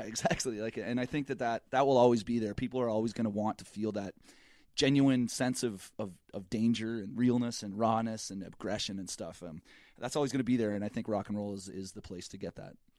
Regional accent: Canada; I'm Canadian.

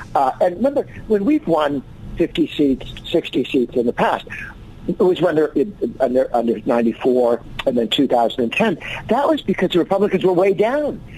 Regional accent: Massachusetts, United States; moved away; I grew up in Massachusetts

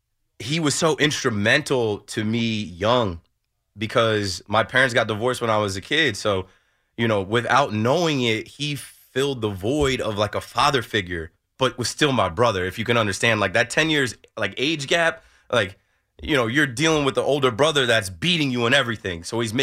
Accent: Jersey Shore, New Jersey, United States; where we grew up in the Jersey Shore area

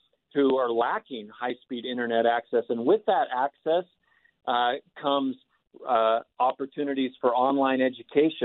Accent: Utah, United States; moved away as an adult; also born or lived in Washington, D.C.; Utah was my home state, so moving back home

